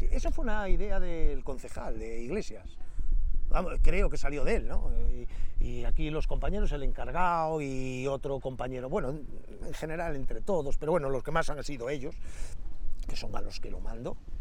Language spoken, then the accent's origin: Spanish; Astorga, Castile and León, Spain; yo me crié aquí me crié aquí porque vivía en San Andrés